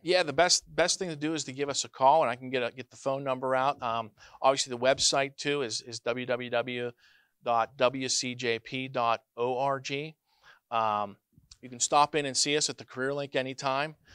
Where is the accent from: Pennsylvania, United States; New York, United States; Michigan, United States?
Pennsylvania, United States; Neshannock Township; also born or lived in Greenville, Pennsylvania; I was born right here in Greenville, Pennsylvania, uh, forty-one years ago. So I've, uh, my mom is from Newcastle. I grew up in Neshanic Township. Still live there today